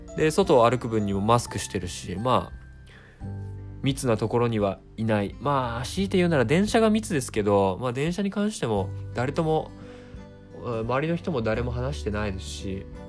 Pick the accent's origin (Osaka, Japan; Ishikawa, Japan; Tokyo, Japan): Tokyo, Japan; 僕一応東京生まれ東京育ちではあるんですが